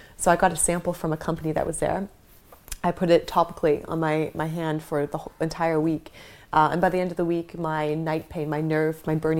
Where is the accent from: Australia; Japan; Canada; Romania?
Canada; moved away as an adult; also born or lived in Toronto / Vancouver / Bali; now in London, United Kingdom; growing up in Canada